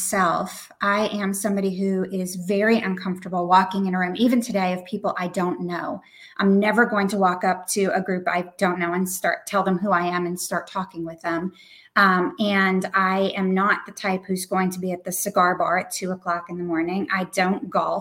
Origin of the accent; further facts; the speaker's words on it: New Hampshire, United States; I'm from New Hampshire